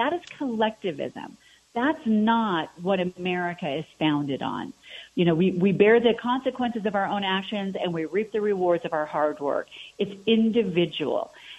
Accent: Aurora, Colorado, United States; growing up on Lowry Air Force Base in Aurora, my dad was a lieutenant colonel in the Air Force.

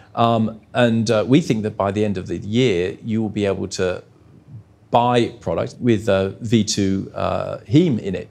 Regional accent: Australia

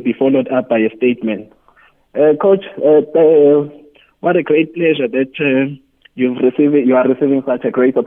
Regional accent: Dundee, KwaZulu-Natal, South Africa; we come from Dundee, it's a rural community

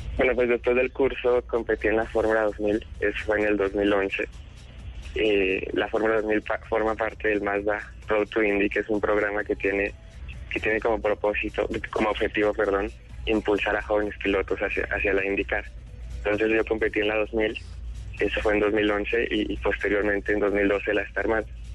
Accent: Mexico City, Mexico; also born or lived in Bogotá, Colombia; now in Indianapolis, United States; yo primero migré hacia México a los seis años

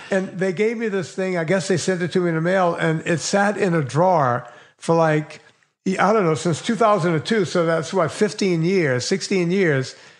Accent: Bayou Lafourche, Louisiana, United States; now in Woodland Hills, United States; I grew up on the longest bayou in the world. It's a hundred miles long

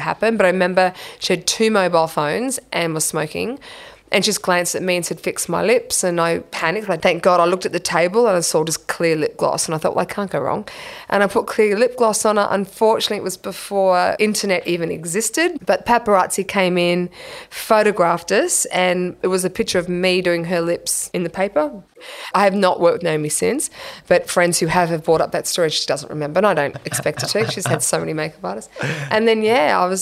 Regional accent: Brisbane, Queensland, Australia; I grew up in Rochdale, Brisbane, on acreage

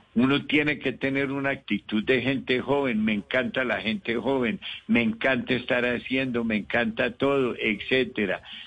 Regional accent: Colombia; also born or lived in Medellín / Bogotá; soy el colombiano que más casas ha donado al minuto de Dios

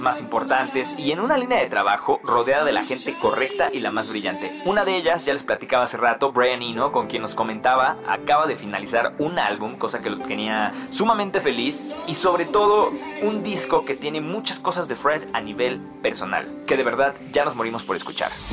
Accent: Mexico; also born or lived in Mexico City; nuestro país

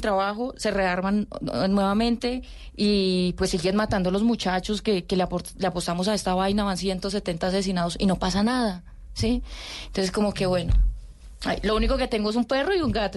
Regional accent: Tuluá, Valle del Cauca, Colombia; moved away as an adult; also born or lived in Caquetá; now in Bogotá, Colombia; Yo soy vallecaucana, yo soy de Tuluá Valle.

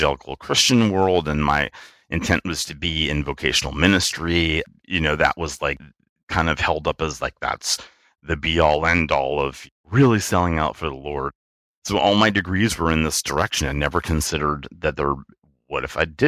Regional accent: Richmond, Virginia, United States; moved away as an adult; I am from the thriving metropolis of Richmond, Virginia. I grew up there, lived there for about 30 years, and then moved away for work

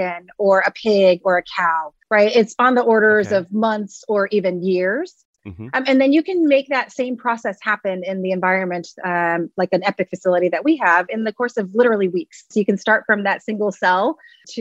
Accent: Texas, United States; I am from Texas

